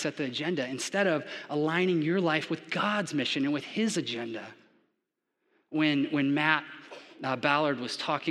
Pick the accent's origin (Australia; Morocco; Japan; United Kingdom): Japan; also born or lived in Florida, United States; now in Georgia, United States; growing up in Japan, I was never exposed to football